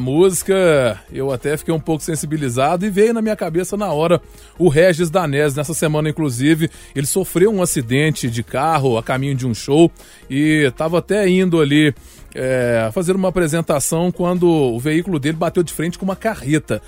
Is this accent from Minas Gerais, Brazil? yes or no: yes; Belo Horizonte, Minas Gerais, Brazil; Eu sou do Barreiro de cima